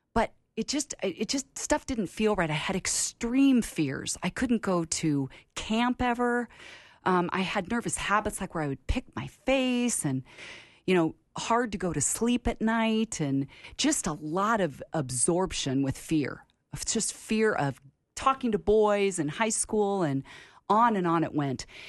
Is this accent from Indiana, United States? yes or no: no; Portland, Oregon, United States; also born or lived in San Francisco Bay Area, California; when I was ten years old, we moved from California Bay Area to Portland, Oregon, where my dad went to seminary